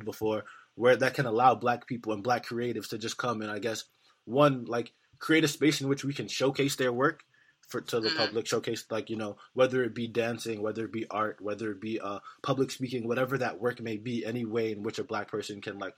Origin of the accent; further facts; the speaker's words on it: New York City, New York, United States; I'm not from Baltimore, I'm from New York City